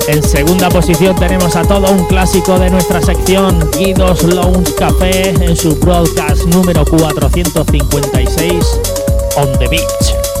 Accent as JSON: {"language": "Spanish", "region": "Valencian Community", "country": "Spain", "said": "de Valencia, de mi tierra"}